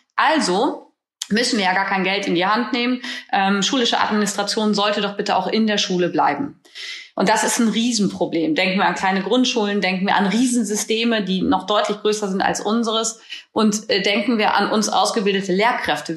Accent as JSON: {"language": "German", "region": "Northern Germany", "country": "Germany", "said": "bei uns in Norddeutschland"}